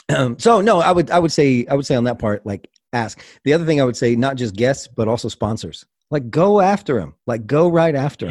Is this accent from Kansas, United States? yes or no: yes; Kansas, United States; I grew up in Kansas, and, uh, my dad raised wolves